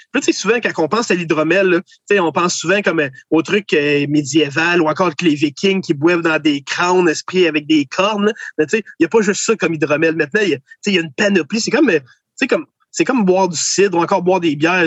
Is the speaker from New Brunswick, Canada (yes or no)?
no; Kingsey Falls, Quebec, Canada; j'ai été élevé à Kings Effort, au centre du Québec